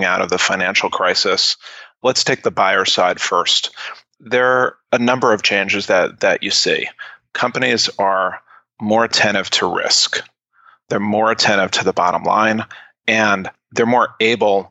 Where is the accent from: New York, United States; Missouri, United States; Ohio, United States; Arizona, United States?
New York, United States; New York City; I grew up in New York City, and I was a childhood actor